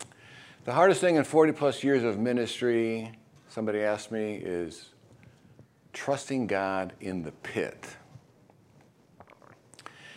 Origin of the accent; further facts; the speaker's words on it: Chicago, Illinois, United States; now in Florida, United States; I grew up in Chicago, so I'm used to the white Christmas